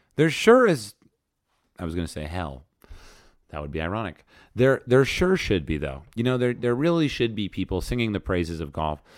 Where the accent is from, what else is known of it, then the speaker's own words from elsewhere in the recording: New Jersey, United States; I grew up in New Jersey